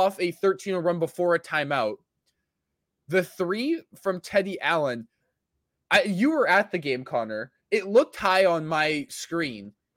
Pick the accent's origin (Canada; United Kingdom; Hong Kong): Canada; Winnipeg, Manitoba; my hometown